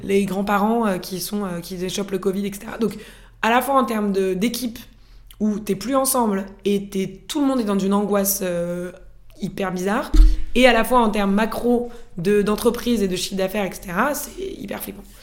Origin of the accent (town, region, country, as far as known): France; moved away as an adult; also born or lived in Norway